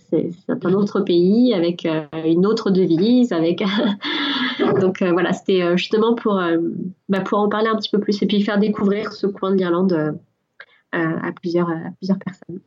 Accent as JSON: {"language": "French", "country": "France", "moved": "as an adult", "lives_now": "Ireland"}